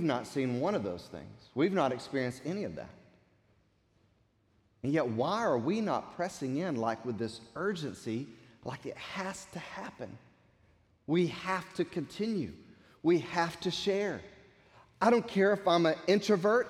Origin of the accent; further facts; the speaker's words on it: United States; us as American Christians